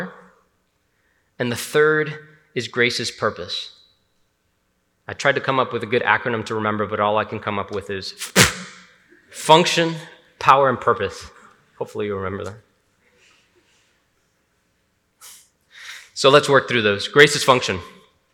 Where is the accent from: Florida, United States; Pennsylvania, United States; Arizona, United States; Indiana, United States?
Florida, United States; Hialeah; I'm from Hialeah, Miami.